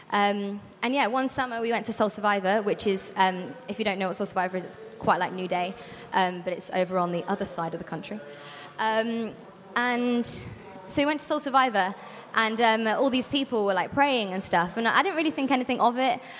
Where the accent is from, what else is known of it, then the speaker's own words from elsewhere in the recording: Birmingham, West Midlands, United Kingdom; moved away as an adult; now in Brighton, United Kingdom; Um, I am from Birmingham. I don't sound like it. Um, but I moved down to Brighton about four years ago um, to study songwriting at BIMM, um, and I stayed there in Brighton.